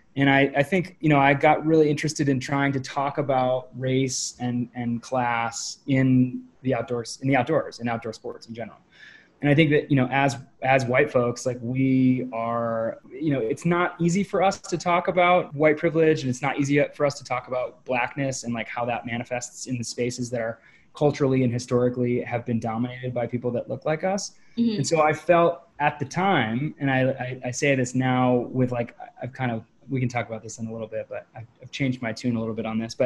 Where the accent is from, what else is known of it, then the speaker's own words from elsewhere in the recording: New Hampshire, United States; moved away; I grew up climbing in New Hampshire